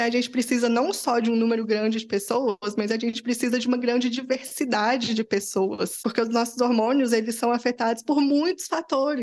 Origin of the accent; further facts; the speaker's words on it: Belo Horizonte, Minas Gerais, Brazil; Eu sou de BH